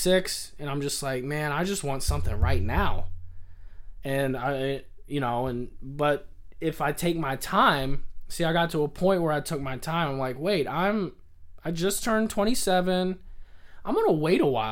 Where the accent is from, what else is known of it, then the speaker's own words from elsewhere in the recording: the South, United States; moved away as an adult; also born or lived in Kentucky; now in California, United States; I grew up in the South